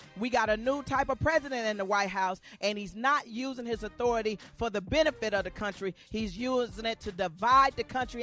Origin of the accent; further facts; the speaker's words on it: Arkansas, United States; I'm from Arkansas